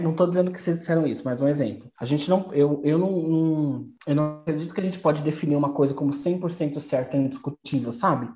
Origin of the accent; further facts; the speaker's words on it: Brazil; eu sou brasileira